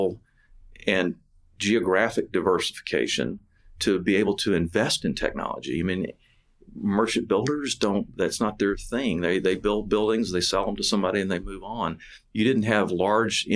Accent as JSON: {"language": "English", "town": "Pasadena", "region": "Texas", "country": "United States", "tie": "born or raised there", "also_born_or_lived": "McComb, Mississippi", "said": "I grew up in Pasadena, went to high school at Sam Rayburn High School"}